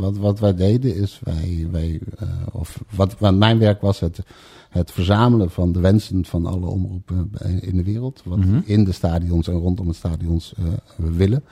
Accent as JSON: {"language": "Dutch", "town": "Bemmel", "region": "Gelderland", "country": "Netherlands", "tie": "born or raised there", "also_born_or_lived": "Amsterdam", "said": "geboren in Amsterdam. Eh, op zeer jonge leeftijd eh, met mijn ouders vanwege de aanleg van de metrolijn verhuisd naar het pittoreske oh. Bemmel."}